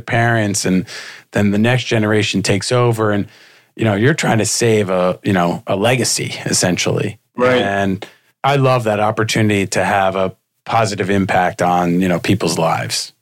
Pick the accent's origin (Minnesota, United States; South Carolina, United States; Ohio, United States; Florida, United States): Florida, United States; Miami; growing up in Miami when Miami Vice was on